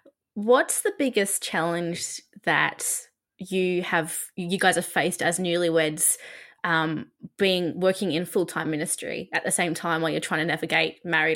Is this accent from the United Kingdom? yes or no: no; Australia; because I'm Australian